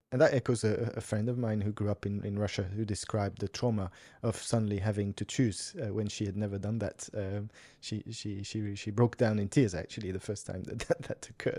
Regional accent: Switzerland; I grew up in Switzerland

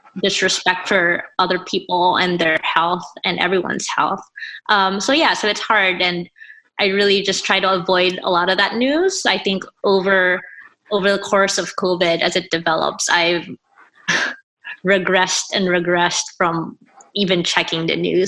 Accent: Philippines; moved away as an adult; I grew up in the Philippines. I finished high school there. And then when I moved here for college

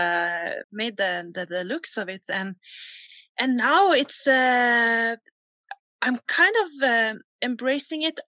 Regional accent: Borre, Vestfold, Norway; also born or lived in Oslo; I grew up in Borre in Norway

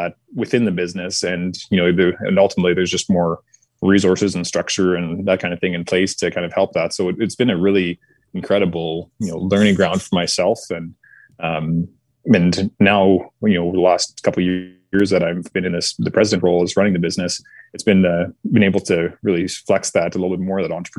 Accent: Westlock, Alberta, Canada; also born or lived in Saskatoon, Saskatchewan; I was born in Saskatoon. And then my little brother is born in Westlock, where we finally kind of settled down

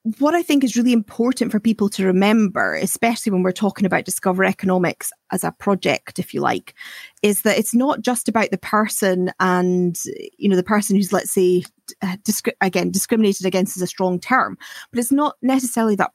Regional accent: Aberdeen, Scotland, United Kingdom; I'm from Aberdeen, so I have worked in the oil industry

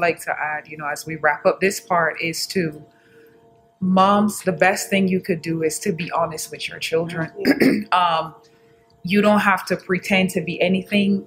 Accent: Barbados; moved away; Growing up in Barbados, um, that's where I'm from

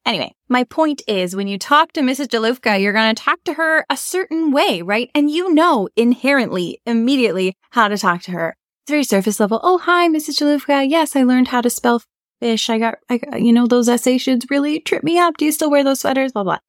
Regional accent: Canada; we're not American, we're Canadian

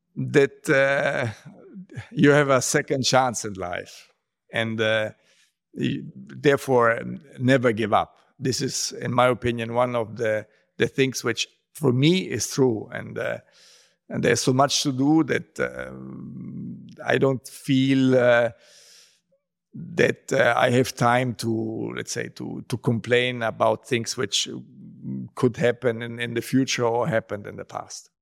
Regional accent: Rome, Lazio, Italy; I grew up in Rome

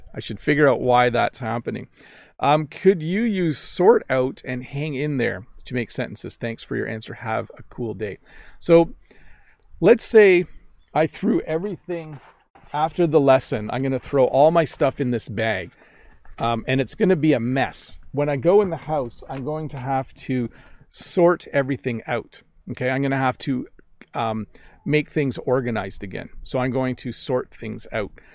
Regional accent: Canada; accent: North American; first language English; I'm a North American English speaker. I'm Canadian

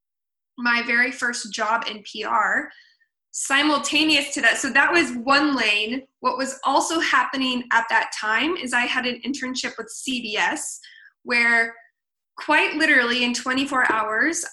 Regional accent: Portland, Oregon, United States; moved away as an adult; now in Ventura, United States; I am originally from Portland, Oregon. I now live in Ventura, California. I came here after college

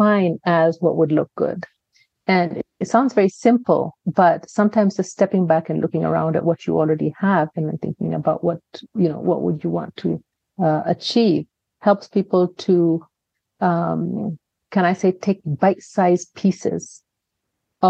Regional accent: Kenya; I have a Kenyan father, I have an American mother, but I was raised in Kenya

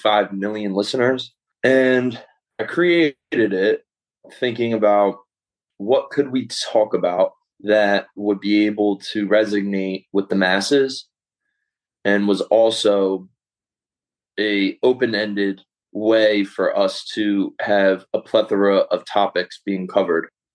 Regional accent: Philadelphia, Pennsylvania, United States; I'm from Philadelphia, Pennsylvania

